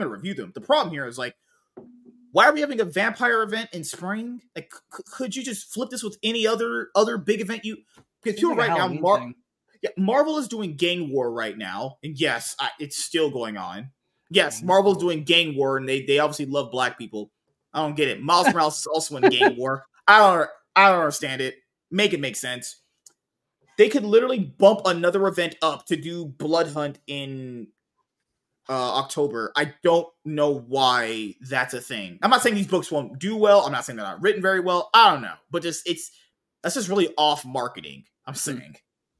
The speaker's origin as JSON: {"language": "English", "town": "New Orleans", "region": "Louisiana", "country": "United States", "said": "I always need my Mexicans from Louisiana. We're from New Orleans."}